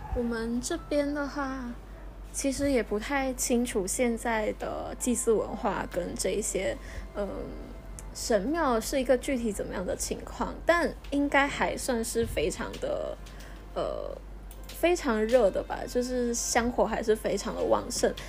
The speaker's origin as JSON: {"language": "Chinese", "town": "Kuching", "region": "Sarawak", "country": "Malaysia", "tie": "born or raised there", "also_born_or_lived": "Taipei, Taiwan", "moved": "as an adult", "said": "我们就生在马来西亚，然后我们是在古晋出生的，我们一直都在这里长大，然后也接受这边的教育，嗯，小学的时候我们是，呃，华小，就是华董办的"}